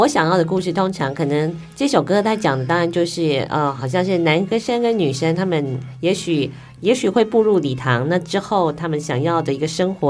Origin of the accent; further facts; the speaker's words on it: Taiwan; 我们台湾人